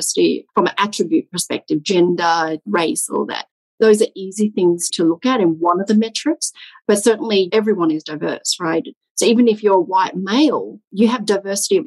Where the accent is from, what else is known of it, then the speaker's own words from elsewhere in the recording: Australia; moved away; also born or lived in Vietnam / France; I was born in Vietnam, and I left Vietnam when I was 2 years old as a refugee with my parents at that time, of course. And we moved, migrated to Australia when I was 2.5, something like that.